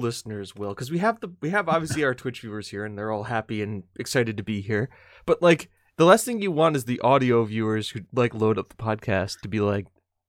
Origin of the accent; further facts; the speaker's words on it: United States; I'm an American drinking Gatorade.